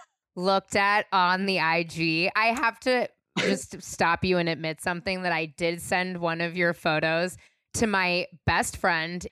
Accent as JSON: {"language": "English", "region": "California", "country": "United States", "tie": "born or raised there", "said": "I'm born and raised in California"}